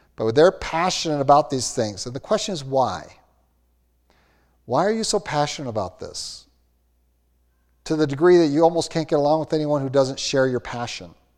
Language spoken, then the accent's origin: English; Austin, Minnesota, United States; I grew up in Austin, Minnesota, home of hormels